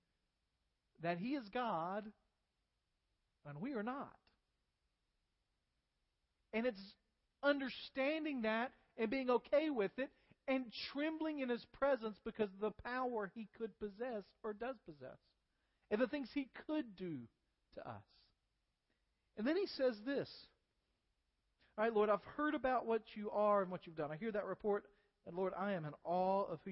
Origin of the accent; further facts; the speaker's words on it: United States; as American believers